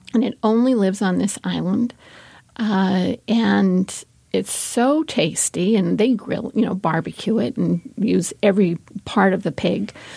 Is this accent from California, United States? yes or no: yes; California, United States; when I was a little kid, I'm from California, and we had huge abalone beds